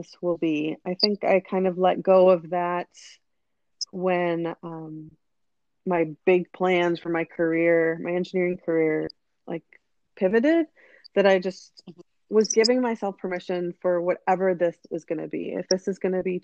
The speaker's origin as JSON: {"language": "English", "country": "United States", "tie": "born or raised there", "said": "growing up in the United States"}